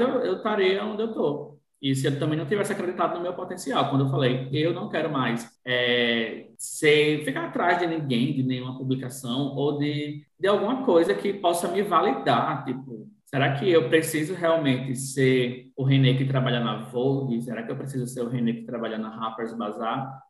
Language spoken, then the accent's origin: Portuguese; born in Natal, Rio Grande do Norte, Brazil; eu nasci em Natal, mas morei no interior até os 15 anos com minha mãe e tudo mais.